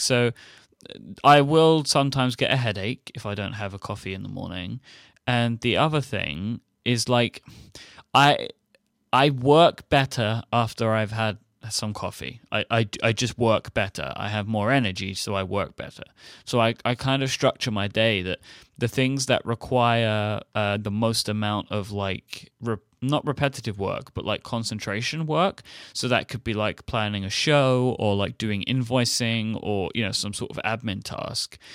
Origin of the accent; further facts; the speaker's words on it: United Kingdom; being being a Brit